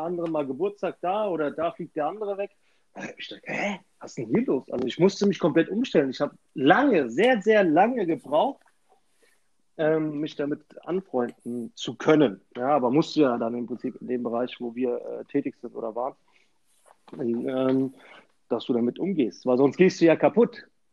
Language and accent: German; Sicily, Italy; in Sizilien, wo ich herkomme